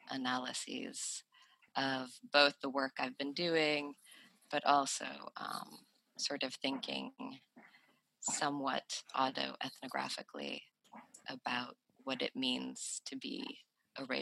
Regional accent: Sweden; moved away; also born or lived in United States; I grew up in Sweden as a person who was racialized as non-white

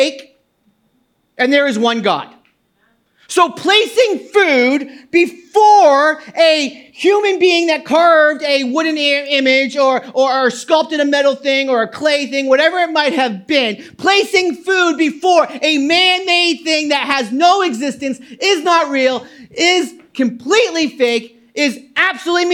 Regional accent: New England, United States; now in New Jersey, United States; I grew up in New England, a conservative Baptist church

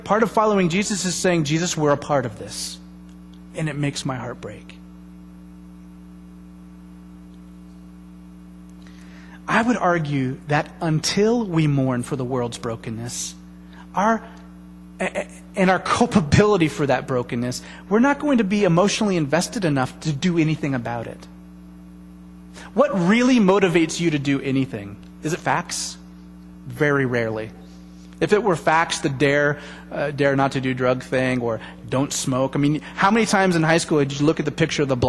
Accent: United States; As an American people

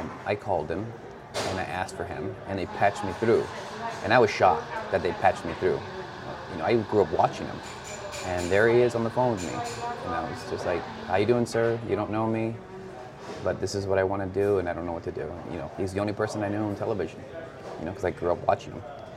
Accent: Douglas, Arizona, United States; also born or lived in Agua Prieta, Sonora, Mexico; I was born in Agua Prieta, Sonora. I was raised in Douglas, Arizona, raised on both sides

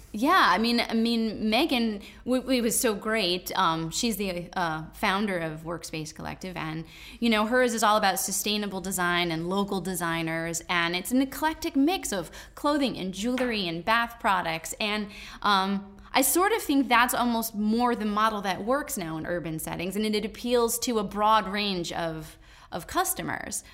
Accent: Danbury, Connecticut, United States; I grew up here.

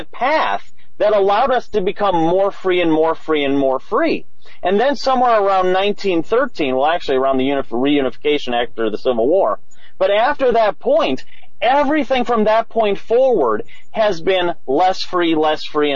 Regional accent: Madison, Wisconsin, United States; I'm from Madison, Wisconsin, you know, home of hippies and all that sort of stuff

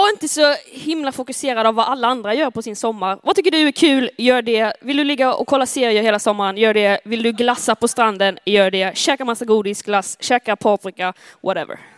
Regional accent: Skåne, Sweden; accent: Scanian; now in Uppsala, Sweden; När jag, när jag kom från Skåne till Uppsala 2019 så var det så här, jag tänker inte att jag är skånska, jag pratar ju som alla andra.

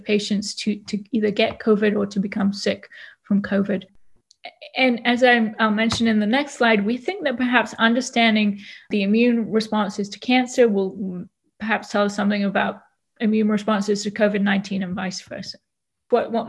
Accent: Nantwich, North West England, United Kingdom; accent: British; moved away as an adult; also born or lived in Oxford / London; now in Louisville, United States; As you can probably hear, I have an accent a little bit. And so I'm British. I was born in a town called Nantwich, which is in the northwest of England

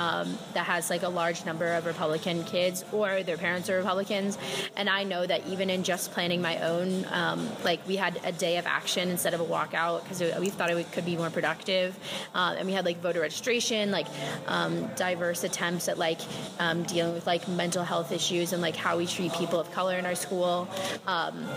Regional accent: Jacksonville, Florida, United States; moved away as an adult; now in Miami, United States; I'm from Jacksonville, Florida, but I live in Miami for college

